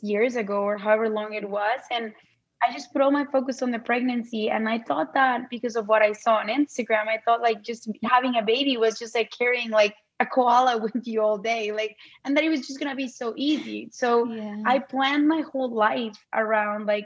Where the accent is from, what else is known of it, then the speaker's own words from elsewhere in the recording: Mexico City, Mexico; moved away as an adult; also born or lived in Arizona; now in United States; I am originally from Mexico City. I moved to the States in 2009 to do my MBA.